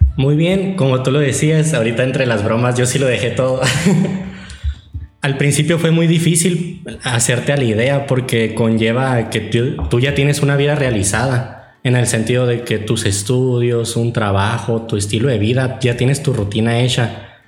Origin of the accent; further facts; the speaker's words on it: Catedral Santuario, Sonora, Mexico; soy de Catedral Santuario